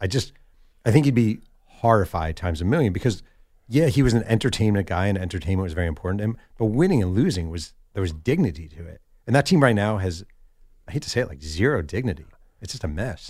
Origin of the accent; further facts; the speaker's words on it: New York, United States; now in Southern California, United States; I'm from New York